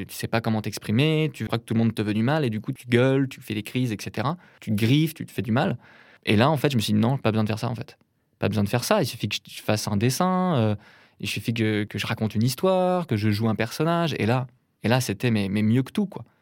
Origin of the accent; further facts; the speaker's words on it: north of Rennes, Brittany, France; je viens d'une petite ville de Bretagne, au nord de Rennes, qui s'appelle Béton.